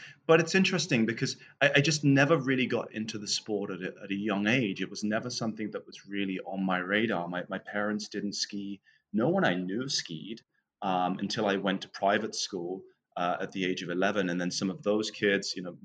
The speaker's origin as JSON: {"language": "English", "area": "Northamptonshire", "region": "East Midlands", "country": "United Kingdom", "tie": "born or raised there", "moved": "as an adult", "said": "I was born just outside of London in the county of Northamptonshire and spent the first 23 years of my life"}